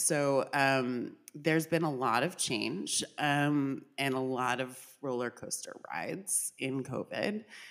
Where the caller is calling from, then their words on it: Philadelphia, Pennsylvania, United States; I'm calling in from Philadelphia, unceded land of the Lenape people.